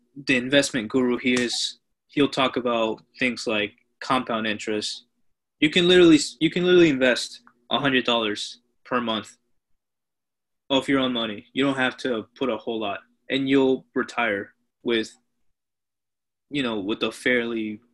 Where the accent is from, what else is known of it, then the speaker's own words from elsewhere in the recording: Peru; So I am immigrants from Peru, first generation immigrants.